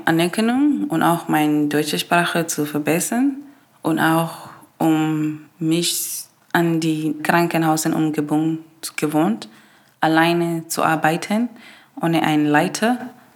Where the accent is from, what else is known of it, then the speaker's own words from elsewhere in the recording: Namibia; German is a second language; moved away as an adult; now in Germany; in Namibia, wir sind fünf oder sechs zu Hause, meine Mutter und meine Geschwister.